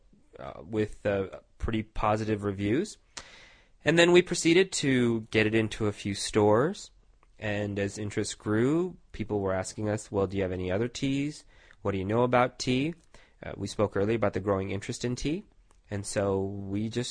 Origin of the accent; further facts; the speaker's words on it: Tucson, Arizona, United States; also born or lived in India / New York City; when I was 9, we moved to sunny Tucson, Arizona, where my parents decided to purchase a motel in Tucson, and started running their own business. We have stayed here ever since. I'm still here, some 30 years later. And we've done very, very well here. I grew up here.